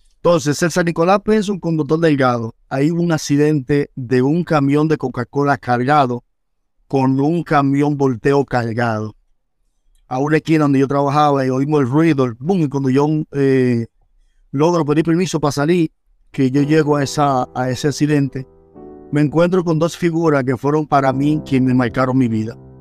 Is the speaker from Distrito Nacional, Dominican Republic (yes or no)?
yes; Santo Domingo Este, Distrito Nacional, Dominican Republic; moved away; nací en Villa Duarte, calle 1, número 43 de la Francia, Villa Duarte